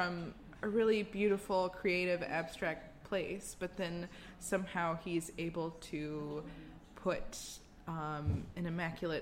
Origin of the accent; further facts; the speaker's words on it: United States; being an American